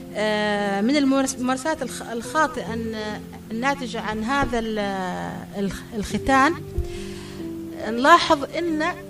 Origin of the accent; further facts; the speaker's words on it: Yemen; عندنا في اليمن